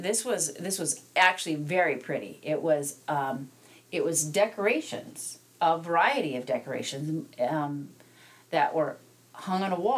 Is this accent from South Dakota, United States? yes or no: yes; South Dakota, United States; also born or lived in Black Hills, South Dakota; So I grew up in the plains of South Dakota, and I grew up equally in on one side of the state as I did on the other side of the state.